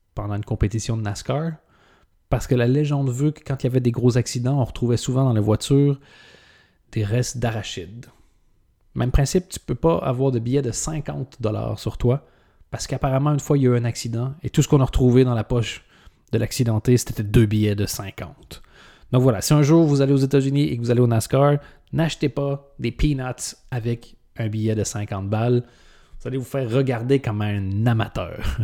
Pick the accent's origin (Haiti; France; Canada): Canada; en tant que Canadien